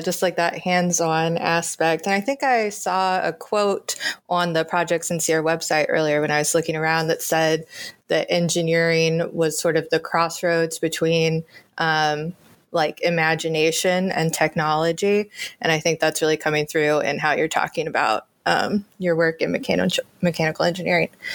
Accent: the South, United States; moved away; I grew up in the South

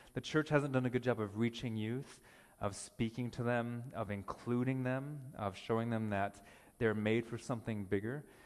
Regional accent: United States; now in Ontario, Canada; I'm American

